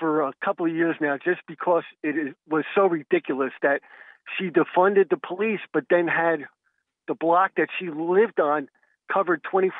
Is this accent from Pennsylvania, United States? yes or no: no; outside of New York City, United States; I grew up outside of New York City in the 70s and 80s